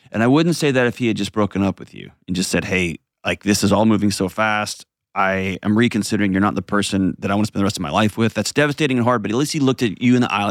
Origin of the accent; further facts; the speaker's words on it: Portland, United States; I'm taking back agency because … from Portland and I'm worth that.